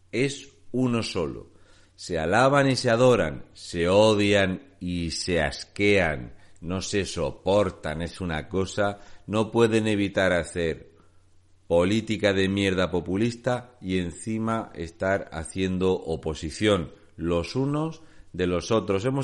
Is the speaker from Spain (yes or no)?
yes; Region of Murcia, Spain; soy un murciano encabronado.